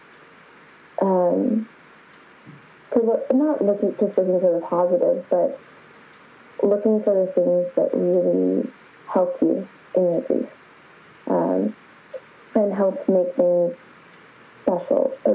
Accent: Kansas City, United States; moved away as an adult; now in London, United Kingdom; So I grew up in Kansas City. That's where I'm originally from

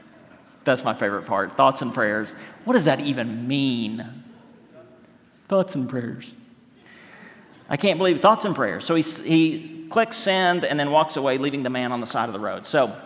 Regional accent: Oklahoma, United States; accent: Oklahoma; That's my Oklahoma accent.

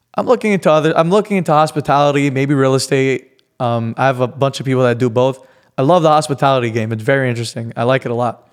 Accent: New York City, New York, United States; now in Miami, United States; I'm from New York

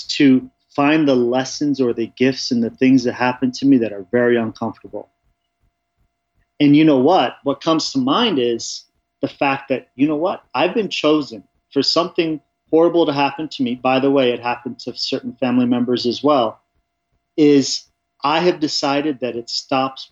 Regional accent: Orange County and LA, Southern California, United States; moved away as an adult; now in Colorado, United States; I grew up in Southern California in Orange County and LA. We bounced around quite a bit

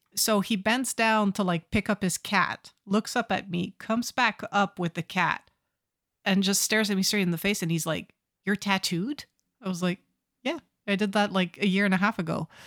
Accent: Canada; I'm Canadian

